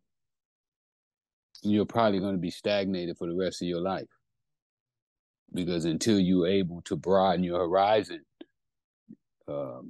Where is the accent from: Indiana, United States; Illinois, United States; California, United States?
California, United States; also born or lived in Texas; I'm from California. You know, been living here most of my life. Was born in Texas, but you know, I'm a Californian